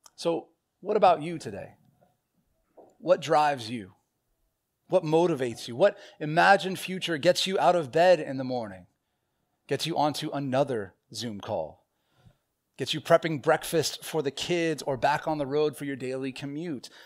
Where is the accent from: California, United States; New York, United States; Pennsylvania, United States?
California, United States; Southern; when I was a young child, growing up in Southern California